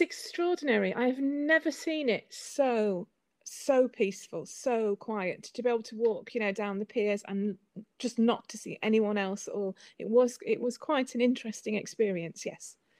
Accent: Whitby, Yorkshire and the Humber, United Kingdom; moved away; also born or lived in Northern Europe / New York; I was born and brought up in Whitby.

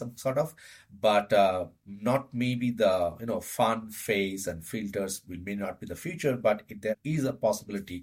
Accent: India; moved away as an adult; now in Denmark; I was born and brought up in India and living in Denmark for the last close to 8.5 years

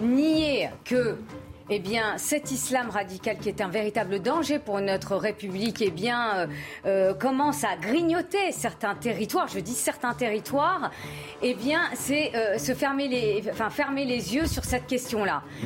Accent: France; also born or lived in Paris suburbs; je suis française de confession musulmane

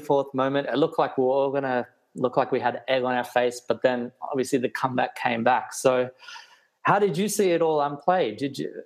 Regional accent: Australia; growing up as an Australian kid in the 90s in Australia

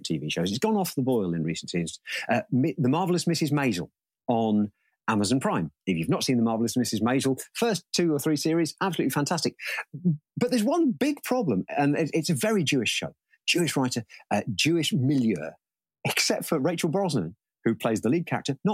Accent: Leicestershire, East Midlands, United Kingdom; born or raised there; accent: Leicestershire; also born or lived in Scotland

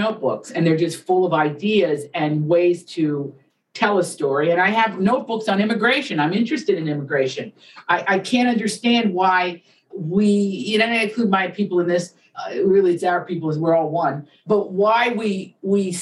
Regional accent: Appalachia, United States; I grew up in Appalachia

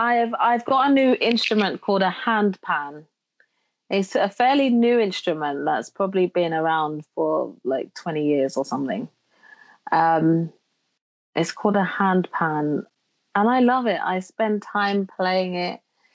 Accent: Jamaica; You know, where I grew up in Jamaica, they have a saying where they say nothing happens before the time, and now is the time.

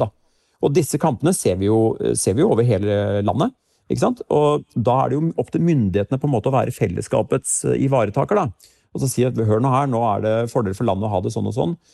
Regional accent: Larvik, Vestfold, Norway; Jeg kommer jo selv fra Larvik

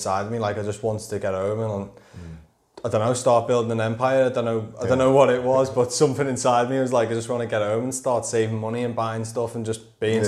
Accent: Wallasey, North West England, United Kingdom; also born or lived in Birkenhead; I'm from the Wirral. Grew up in Wallasey.

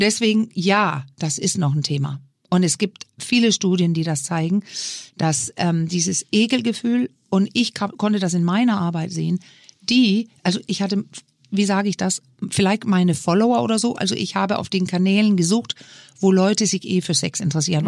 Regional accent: Denmark; now in Germany; So ein kleines Dorf in Dänemark, wo ich herkomme

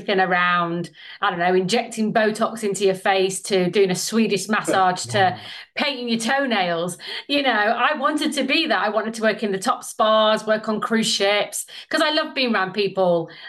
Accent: Sheffield, Yorkshire and the Humber, United Kingdom; moved away as an adult; I'm from Sheffield

